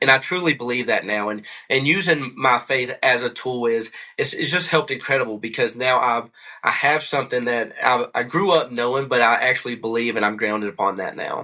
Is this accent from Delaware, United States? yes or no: no; McCreary County, Kentucky, United States; moved away as an adult; also born or lived in Hawaii / Tennessee / Missouri; now in Colorado, United States; I grew up in McCory County, Kentucky